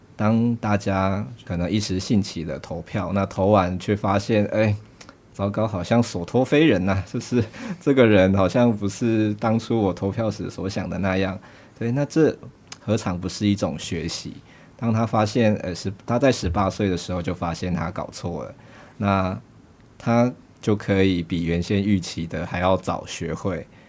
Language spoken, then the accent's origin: Chinese; Nantou County, Taiwan; 我是南投人